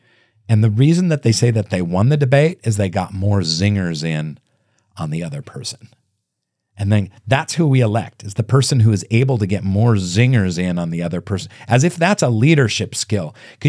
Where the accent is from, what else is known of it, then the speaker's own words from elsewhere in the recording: Seattle, Washington, United States; I'm from Seattle, yeah. We didn't have reenactments